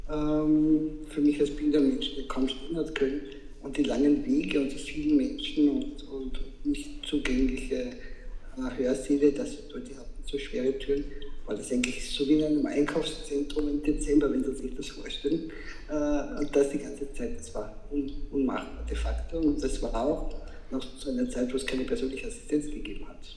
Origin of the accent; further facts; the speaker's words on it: Vienna, Austria; born there; Ich bin in Wien geboren. Ich lebe auch in Wien